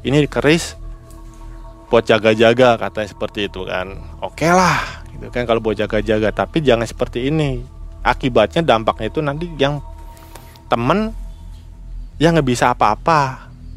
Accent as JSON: {"language": "Indonesian", "town": "Cirebon", "region": "West Java", "country": "Indonesia", "said": "saya sebagai orang Cirebon lagi"}